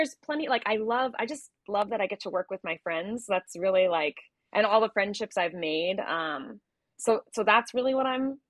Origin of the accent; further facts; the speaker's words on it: New Jersey, United States; now in Los Angeles, United States; I am from New Jersey originally, the great Garden State. Yeah, born and raised